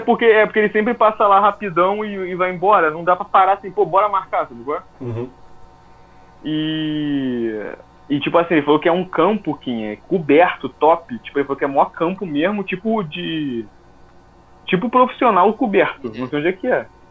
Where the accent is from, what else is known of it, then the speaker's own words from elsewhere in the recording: Rio de Janeiro, Brazil; moved away as an adult; now in United States; eu sou brasileiro, você sabe como é que eu falo